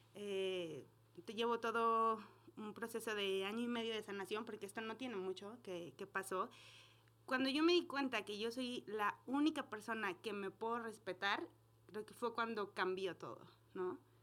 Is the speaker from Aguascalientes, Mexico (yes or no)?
yes; Aguascalientes, Mexico; Aguascalientes es, yo soy de aquí